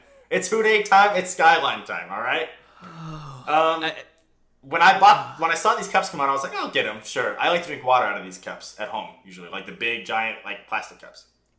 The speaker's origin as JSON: {"language": "English", "region": "West Virginia", "country": "United States", "said": "We're from West Virginia."}